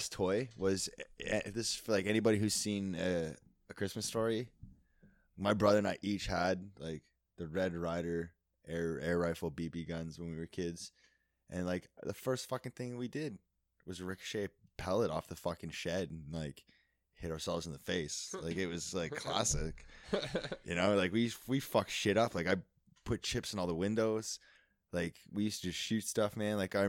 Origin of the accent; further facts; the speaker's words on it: Petawawa, Ontario, Canada; Yeah, we grew up in Petawawa. I mean, like, it was like a fucking military little outpost. There's a lot of woods.